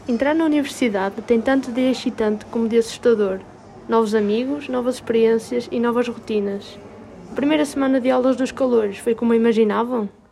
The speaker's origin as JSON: {"language": "Portuguese", "town": "Granada", "region": "Andalusia", "country": "Spain", "second_language": "Portuguese", "moved": "as an adult", "lives_now": "Porto, Portugal", "said": "sou de Granada, que está ao sul da Espanha"}